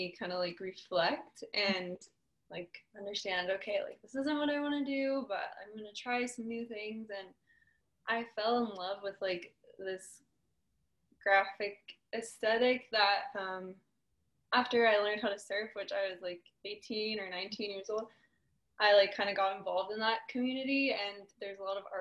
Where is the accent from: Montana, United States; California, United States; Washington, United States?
California, United States; Southern; also born or lived in Orange County, California / Los Angeles, California; I grew up in Southern California. I grew up kind of like all over, a little bit in Orange County, mostly Ventura County